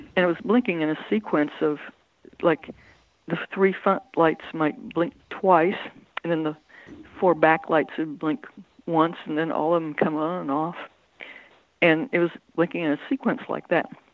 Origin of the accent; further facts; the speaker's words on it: Central Ohio, United States; In Ohio, Central Ohio.